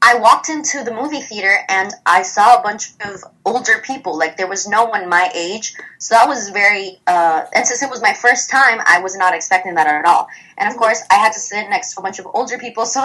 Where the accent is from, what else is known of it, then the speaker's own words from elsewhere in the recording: Miami, Florida, United States; I'm from Miami